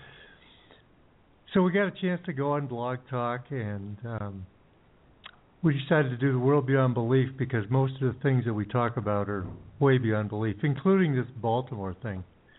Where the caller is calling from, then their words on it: Ecuador; We're currently in Ecuador.